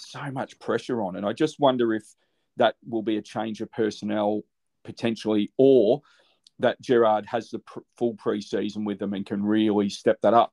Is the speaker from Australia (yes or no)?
yes; Australia; As an Aussie